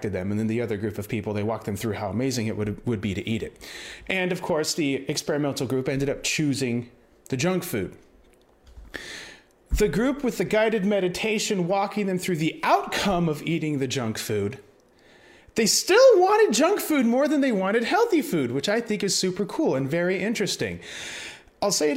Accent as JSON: {"language": "English", "country": "United States", "said": "I'm uncultured American"}